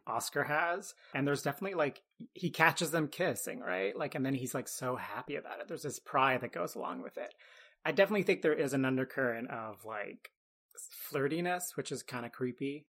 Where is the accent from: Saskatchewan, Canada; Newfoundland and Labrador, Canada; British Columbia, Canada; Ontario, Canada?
Ontario, Canada; Ottawa; I grew up in Ottawa, which is a pretty big city in Canada